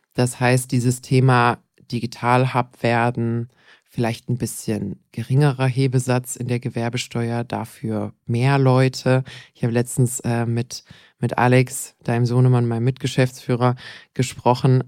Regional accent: Bad Wildbad, Baden-Württemberg, Germany; Bad Wildbad, meine Heimatgemeinde

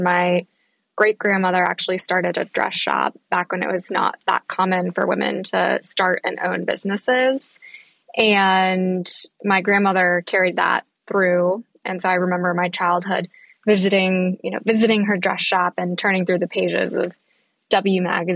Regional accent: Virginia, United States; I am a farm girl from the middle of nowhere in Virginia

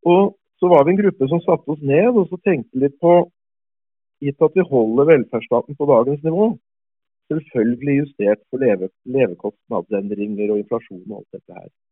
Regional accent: Norway; moved away; som nordmann

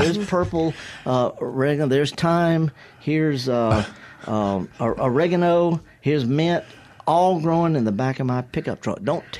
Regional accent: the Mississippi Delta, United States; I'm from the Delta. I'm so Delta. I flunked out of Moorhead. I flunked out of Mississippi Delta Junior. And I'm a retired college associate professor.

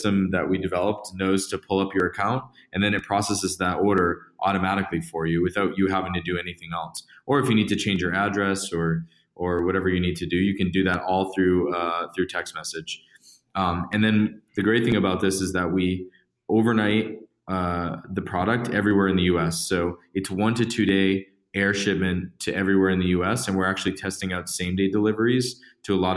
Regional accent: Massachusetts, United States; I grew up in Massachusetts

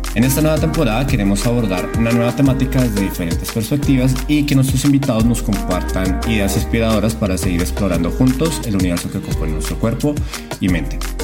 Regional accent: Colombia; moved away as an adult; now in Mexico; soy colombiano, entonces pues me vine a vivir a México

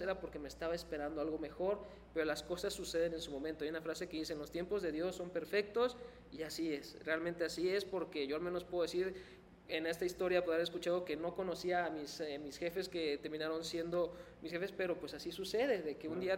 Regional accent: Mexico; Soy mexicano

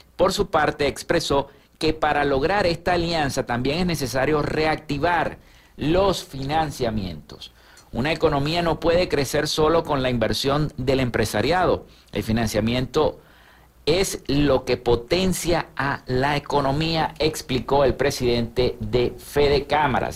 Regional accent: Zulia, Venezuela; nuestro estado Zulia

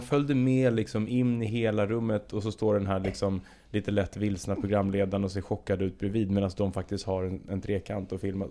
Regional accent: Södertälje, Stockholm County, Sweden; i Södertälje, där jag är ifrån

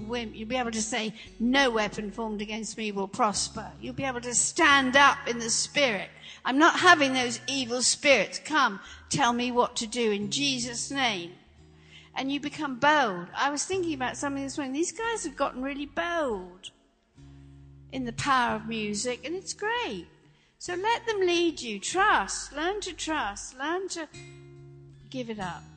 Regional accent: England, United Kingdom; moved away; also born or lived in Los Angeles; I grew up in England. I grew up in a Christian country

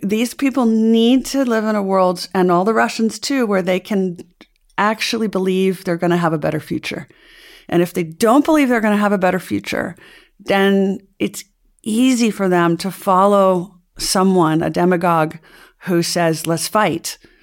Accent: United States; I could say this as an American

